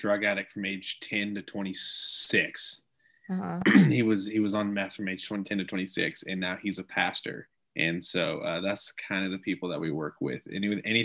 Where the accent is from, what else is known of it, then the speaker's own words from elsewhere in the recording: South Missouri, United States; I'm from South Missouri